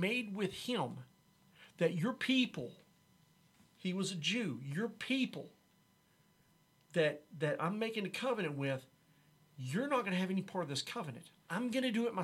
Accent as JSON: {"language": "English", "town": "Haltom City", "region": "Texas", "country": "United States", "tie": "born or raised there", "said": "I was born in Haltom City, Texas. Went to Haltom High School."}